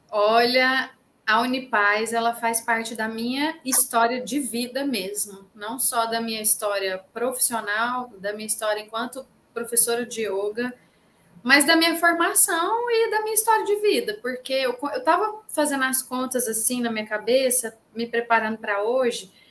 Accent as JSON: {"language": "Portuguese", "town": "Goiânia", "region": "Goiás", "country": "Brazil", "lives_now": "João Pessoa, Brazil", "said": "Estou em João Pessoa, na Paraíba, mas sou goiana goianiense."}